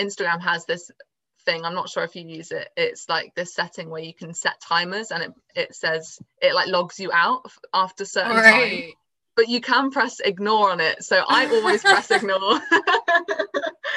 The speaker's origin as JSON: {"language": "English", "town": "Swindon", "region": "South West England", "country": "United Kingdom", "said": "I'm from Swindon in England, down south."}